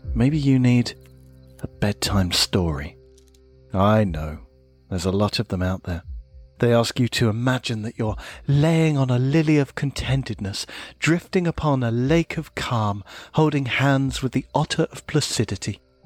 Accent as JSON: {"language": "English", "town": "Oldham", "region": "North West England", "country": "United Kingdom", "tie": "born or raised there", "said": "my hometown team of Oldham"}